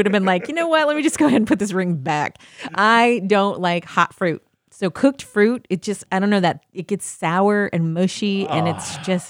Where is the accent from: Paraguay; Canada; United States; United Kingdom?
United States; the North; And I'm from the North. I'm a Yank.